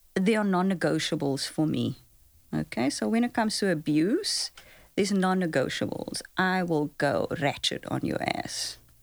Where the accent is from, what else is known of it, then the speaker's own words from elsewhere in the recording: Cape Town, Western Cape, South Africa; I grew up in Lavendale, so I grew up on the Cape Flats